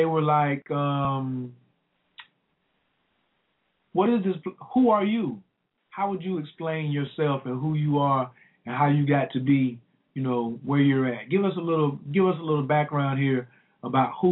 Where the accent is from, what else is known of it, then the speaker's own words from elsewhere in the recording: the South, United States; accent: southern; my southern accent